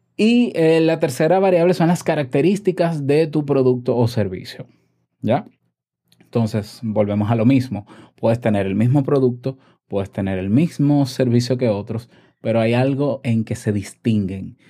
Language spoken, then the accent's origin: Spanish; Dominican Republic; en mi país